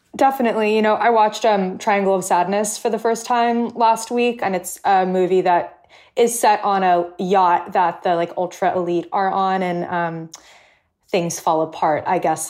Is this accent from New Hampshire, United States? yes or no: no; California, United States; now in New York, United States; I grew up in California